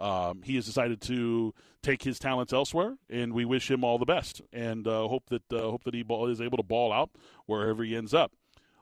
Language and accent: English; Tucson, Arizona, United States; moved away as an adult; now in Phoenix, United States; up here in Phoenix, people know I'm from Tucson, that I spend a lot of time down there. I work a lot down there.